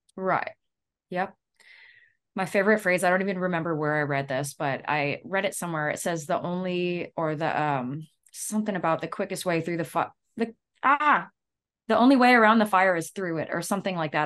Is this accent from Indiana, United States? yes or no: no; Louisiana, United States; we're from Louisiana